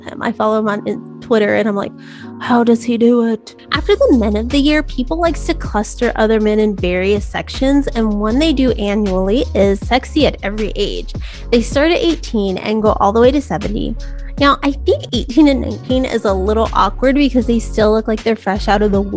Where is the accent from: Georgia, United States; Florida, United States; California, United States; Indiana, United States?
California, United States; I grew up in California near actual real beaches